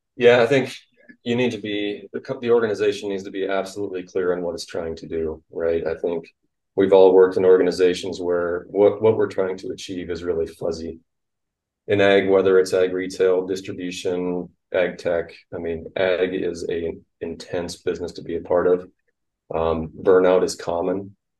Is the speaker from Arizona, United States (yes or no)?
no; Iowa, United States; Hard Iowa Cooperative, which is my hometown co-op